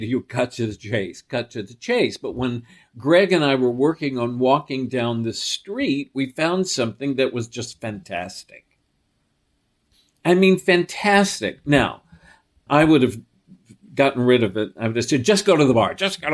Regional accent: New York City, New York, United States; I was raised on the Upper East Side of New York

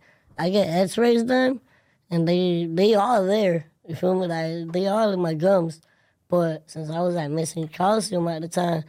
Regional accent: West Palm Beach, Florida, United States; raised in Florida, in Palm Beach, West Palm Beach.

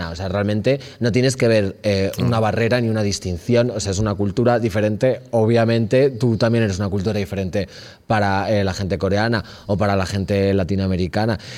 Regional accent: León, Castile and León, Spain; Torres no, y soy de León. La gente de León me odia, de hecho

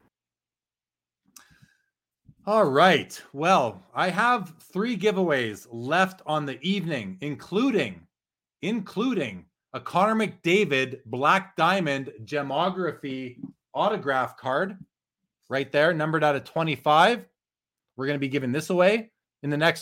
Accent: Winnipeg, Manitoba, Canada; When I was growing up in Winnipeg, I used my paper route money and bought my first little TV

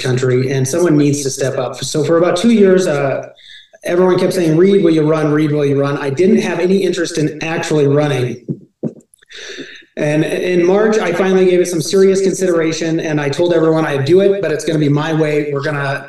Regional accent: Casper, Wyoming, United States; I was born and raised in Casper, Wyoming

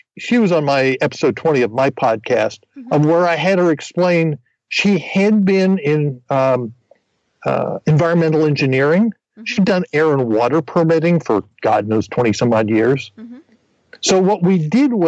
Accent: New Jersey, United States; moved away; I grew up in New Jersey

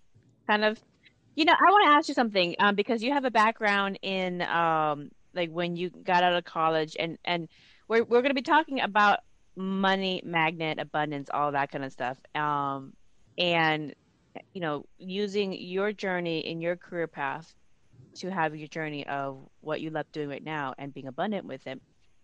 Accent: United States; also born or lived in Seattle, Washington; I'm American. I live here in Seattle, Washington.

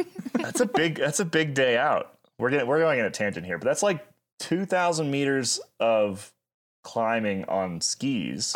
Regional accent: United States; we are American

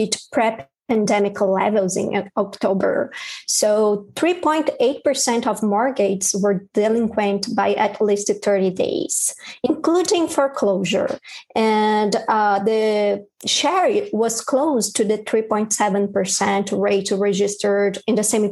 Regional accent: São Paulo, Brazil; moved away as an adult; now in New York City, United States; I'm originally from São Paulo, Brazil, where I spent more than 10 years covering business and economics

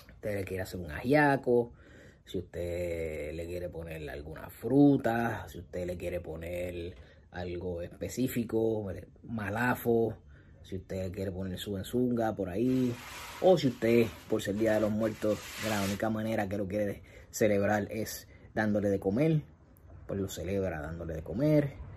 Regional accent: Puerto Rico; en mi país, en Puerto Rico

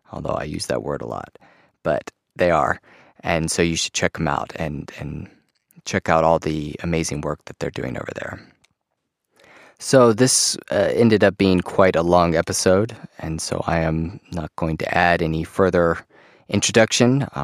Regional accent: Queens, New York, United States; Growing up, I was born and raised in Queens, New York the youngest daughter in a family of five children.

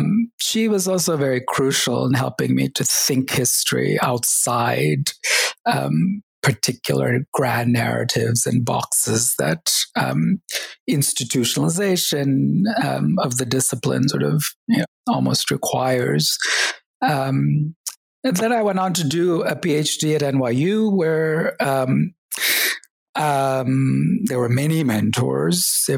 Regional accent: Oklahoma, United States; also born or lived in Kerala, India / upstate New York / Texas; we ended up growing up in the U.S. Between upstate New York for a year and Texas and Oklahoma for many years. So finished high school in Oklahoma

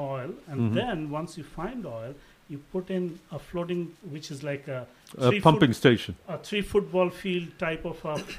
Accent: Kolkata, West Bengal, India; moved away as an adult; also born or lived in Kharagpur, India / United Kingdom; now in Houston, United States; I grew up in Calcutta and then basically studied at IIT Kharagpur, then UK, and then Rice University, where I got my second master's and PhD, and been working with ExxonMobil.

